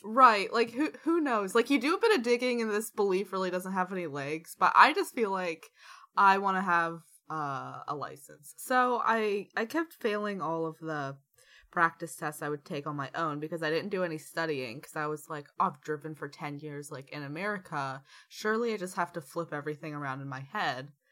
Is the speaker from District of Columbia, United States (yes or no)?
yes; Washington, District of Columbia, United States; moved away